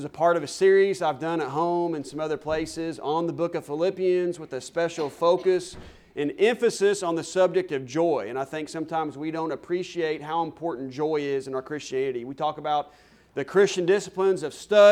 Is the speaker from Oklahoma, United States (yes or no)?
yes; Stillwater, Oklahoma, United States; moved away as an adult; also born or lived in Sallisaw, Oklahoma; now in Canyon, Texas, United States; I am from Stillwater, Oklahoma, went to college there. Actually went to high school in Salisaw, Oklahoma, just across the state line.